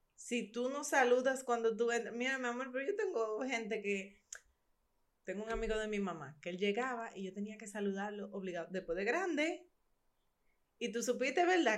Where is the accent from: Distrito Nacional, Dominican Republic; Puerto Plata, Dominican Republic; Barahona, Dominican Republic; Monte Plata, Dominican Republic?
Barahona, Dominican Republic; yo soy de Barahona